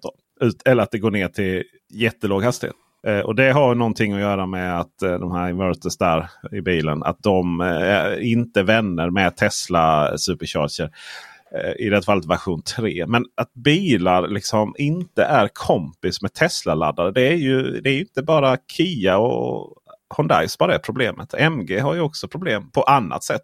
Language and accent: Swedish; Blekinge, Sweden; jag kommer från Blekinge där, vet du, för, för, fullt med bönder. Och eh, där har vi sådana här elektriska staket då